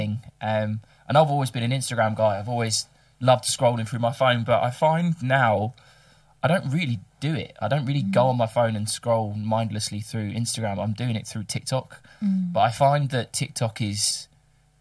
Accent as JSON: {"language": "English", "region": "England", "country": "United Kingdom", "moved": "yes", "lives_now": "Melbourne, Australia", "said": "we're both English"}